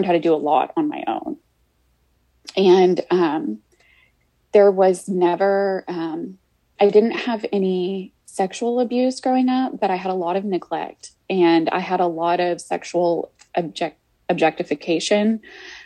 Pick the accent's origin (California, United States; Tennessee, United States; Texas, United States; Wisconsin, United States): Texas, United States; Houston; I grew up, I was born here in Houston, and I lived with my mom and my grandmother